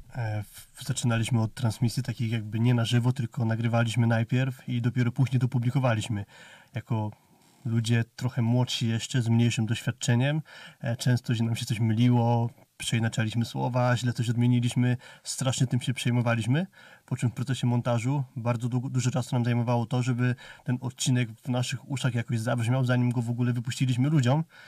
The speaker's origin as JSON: {"language": "Polish", "area": "near Rzeszów", "region": "Subcarpathian Voivodeship", "country": "Poland", "tie": "born or raised there", "said": "wychowałem się pod Rzeszowem"}